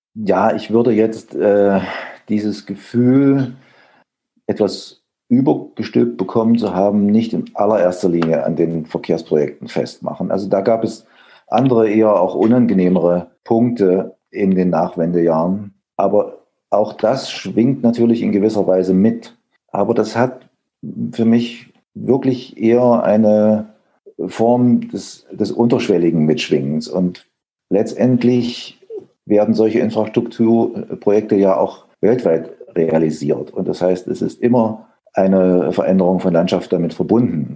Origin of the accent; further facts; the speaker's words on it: Erfurt, Thuringia, Germany; also born or lived in Leipzig; geboren in Erfurt 1961